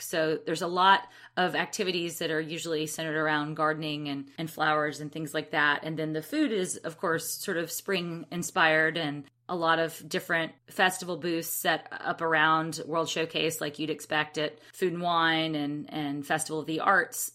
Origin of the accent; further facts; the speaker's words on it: Alabama, United States; I'm from Alabama